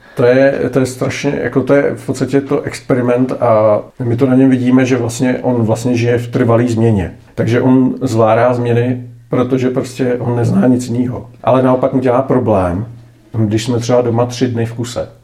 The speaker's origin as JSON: {"language": "Czech", "country": "Czechia", "said": "jsme Češi"}